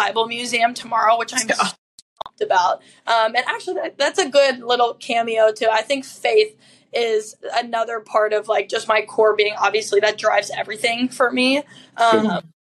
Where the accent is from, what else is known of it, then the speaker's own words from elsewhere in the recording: Colorado, United States; moved away as an adult; also born or lived in Pennsylvania; now in Chicago, United States; I was born and raised in Colorado, which is a very deep part of my being